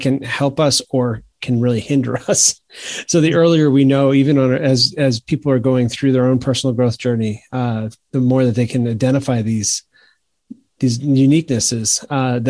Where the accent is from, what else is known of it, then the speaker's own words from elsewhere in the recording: Maine, United States; now in South Carolina, United States; I grew up in Maine.